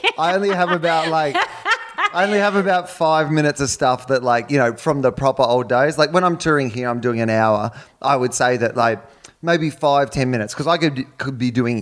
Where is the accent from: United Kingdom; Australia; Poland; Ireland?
Australia; I'm from Australia.